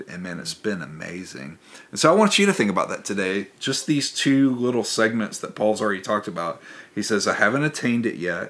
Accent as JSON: {"language": "English", "area": "near Memphis", "region": "Tennessee", "country": "United States", "tie": "born or raised there", "said": "growing up near Memphis"}